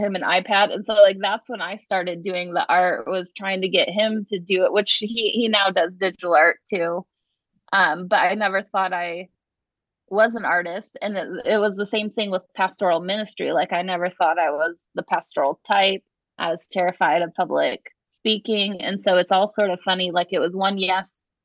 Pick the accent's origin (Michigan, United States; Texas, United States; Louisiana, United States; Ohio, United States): Ohio, United States; moved away; I grew up in Ohio, and in Ohio there's a lot of Nazarene churches